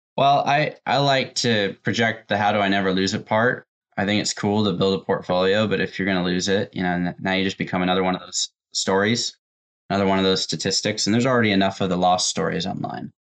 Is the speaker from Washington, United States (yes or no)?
yes; Tacoma, Washington, United States; also born or lived in Renton, Washington; From Washington. I was born in Tacoma